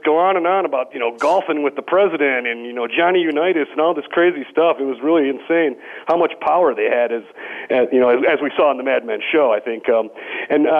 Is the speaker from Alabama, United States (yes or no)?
no; St. Clair Shores, Michigan, United States; moved away as an adult; also born or lived in Detroit, Michigan; now in Boulder, United States; I was born in Detroit, raised in St. Clair Shores, which is on the east side